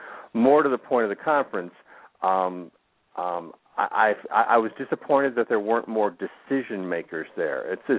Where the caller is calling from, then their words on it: Florida, United States; calling from South Florida.